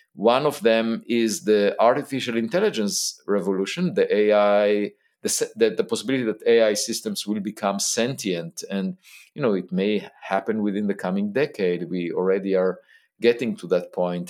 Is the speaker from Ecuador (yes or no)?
no; Israel; I was born in Israel